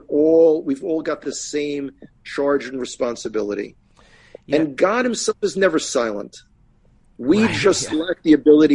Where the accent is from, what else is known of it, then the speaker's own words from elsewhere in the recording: United States; now in Modi'in, Israel; growing up in America